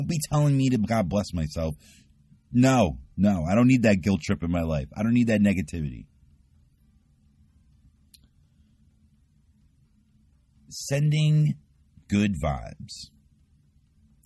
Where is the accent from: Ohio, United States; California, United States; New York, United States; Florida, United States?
New York, United States; I'm a New Yorker